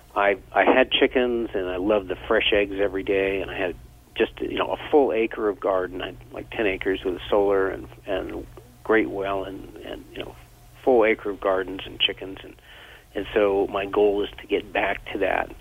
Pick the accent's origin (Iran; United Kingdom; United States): United States; Vermont; I grew up in Vermont